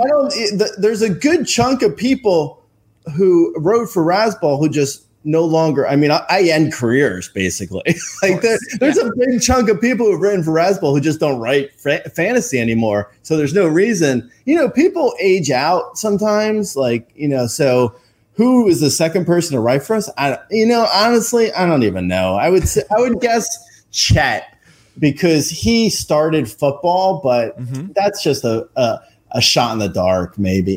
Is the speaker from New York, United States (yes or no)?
no; Union County, New Jersey, United States; I grew up in um, a little uh, county called Union